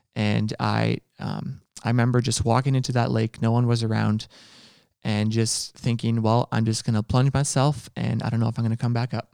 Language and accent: English; Ontario, Canada; I'm from Ontario.